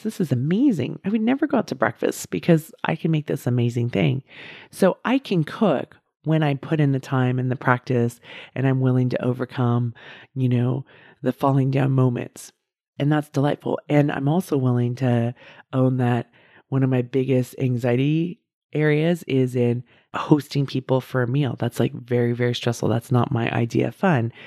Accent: outside of San Francisco, California, United States; also born or lived in Davis, California; I grew up outside of San Francisco

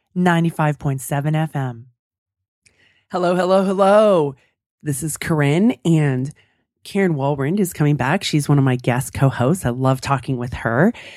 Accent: California, United States; moved away; I grew up in California, I'm used to sunshine

